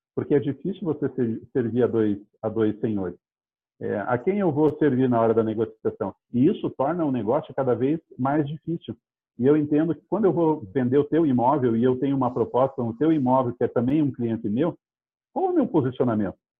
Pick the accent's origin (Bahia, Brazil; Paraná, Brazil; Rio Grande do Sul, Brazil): Paraná, Brazil; Curitiba; eu sou natural de Curitiba